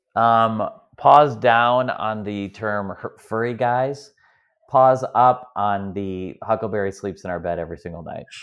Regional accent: Midwest, United States; I'm from the Midwest here in America

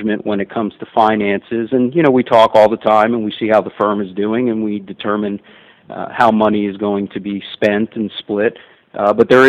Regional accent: Miami, Florida, United States; I was born and raised in Miami, lived here my entire life, except when I went to school

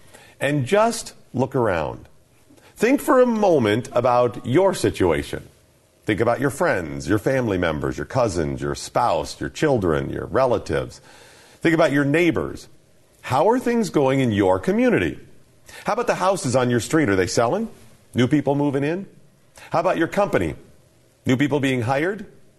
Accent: Ohio, United States; also born or lived in Alabama / Nevada / Virginia; I'm originally from Northeastern Ohio. I've lived in Alabama and Nevada and Virginia, all over the place.

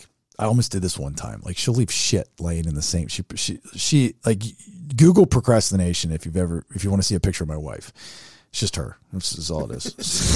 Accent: California, United States; now in Egypt; I live in Egypt now, yeah. But I'm originally from Orange County.

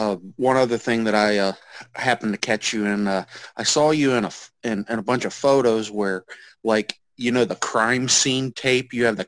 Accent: Ohio, United States; I'm from Ohio

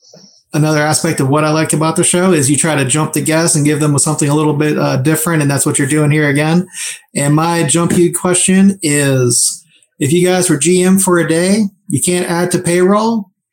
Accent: Pittsburgh, Pennsylvania, United States; moved away as an adult; now in Texas, United States; I lived down here in Texas, but I was born in Pittsburgh. I spent my high school years in Pittsburgh and grew up there. So, I am... definitely a Yinzer, even though I'm not there now

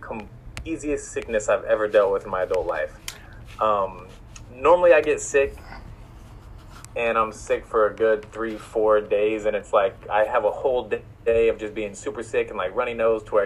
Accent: Missouri, United States; now in Los Angeles, United States; I grew up in Missouri

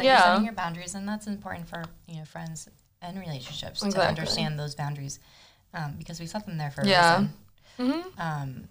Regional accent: Argentina; moved away; My brother, myself, my mom, and my dad, we were all born in Argentina. My mom grew up in New Jersey, and my dad grew up in Argentina.

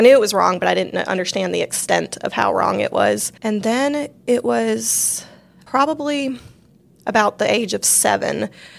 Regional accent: Washington, United States; born there; now in Louisiana, United States; I was born in Washington, close to the Seattle area, and that's where my mom is from.

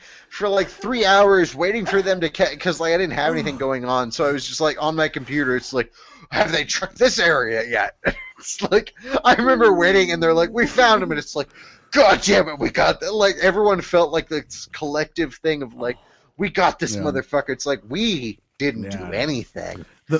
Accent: United States; also born or lived in Boston; I'm an American

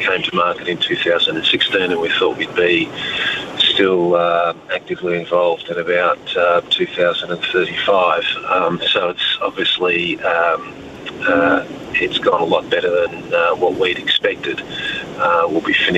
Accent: Australia; I am Australian

